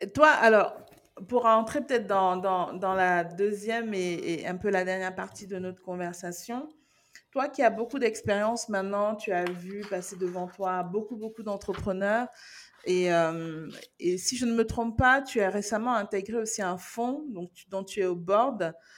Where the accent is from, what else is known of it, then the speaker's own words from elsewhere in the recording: Cameroon; en tant que Camerounaise